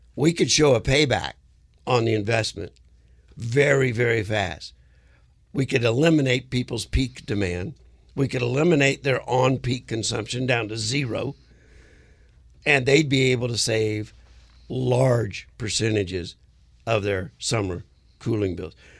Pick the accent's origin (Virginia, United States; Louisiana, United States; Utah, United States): Louisiana, United States; South; now in Arizona, United States; I'm originally from South Louisiana